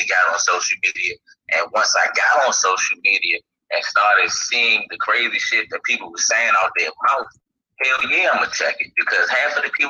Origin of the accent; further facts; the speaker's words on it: Washington, District of Columbia, United States; I grew up in Washington, D.C.